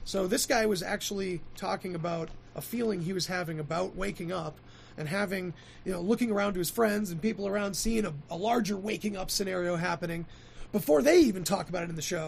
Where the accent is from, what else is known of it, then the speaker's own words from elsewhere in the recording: Kentucky, United States; so all while growing up in Eastern Kentucky...